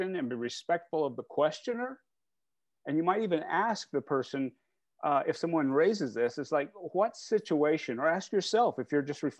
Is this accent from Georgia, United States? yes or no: no; Indiana, United States; moved away as an adult; now in New England, United States; I'm originally from Indiana